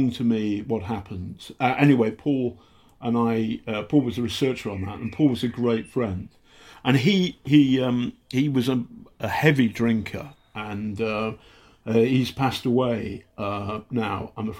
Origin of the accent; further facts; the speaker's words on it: Hampshire, South East England, United Kingdom; accent: slight northern; also born or lived in Altrincham; we moved to Hampshire, and then I was brought up in Hampshire from 10 to 18